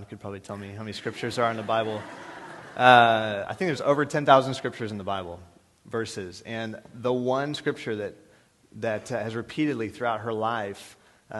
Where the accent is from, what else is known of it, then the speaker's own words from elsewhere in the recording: Texas, United States; we're from Texas, or I'm from Texas.